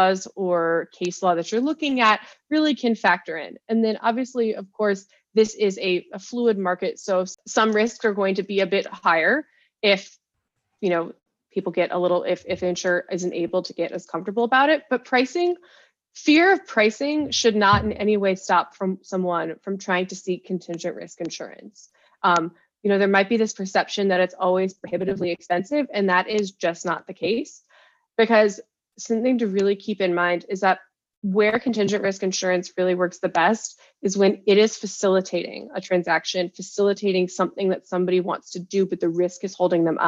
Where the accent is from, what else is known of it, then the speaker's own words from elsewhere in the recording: United States; accent: American; As you can tell from my accent, I'm American